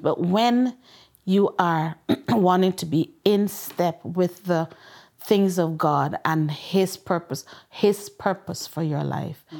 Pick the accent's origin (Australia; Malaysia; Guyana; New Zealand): Guyana; moved away; also born or lived in England; I'm from Guyana, South America